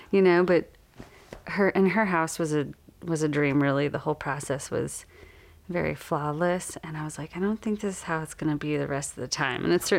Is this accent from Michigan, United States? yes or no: yes; Detroit, Michigan, United States; moved away as an adult; now in Brevard, United States; I'm from the Detroit area originally.